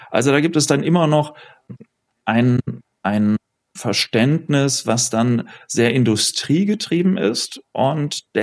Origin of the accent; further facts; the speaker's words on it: Oberhausen, North Rhine-Westphalia, Germany; moved away as an adult; now in Düsseldorf, Germany; ich komme aus Oberhausen